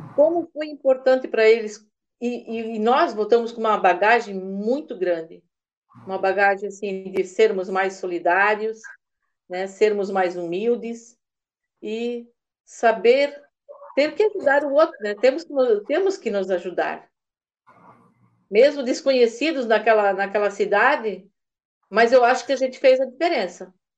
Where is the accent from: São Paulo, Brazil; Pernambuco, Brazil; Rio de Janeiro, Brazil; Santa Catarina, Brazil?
Santa Catarina, Brazil; Massaranduba; Eu sou do município de Mastaranduba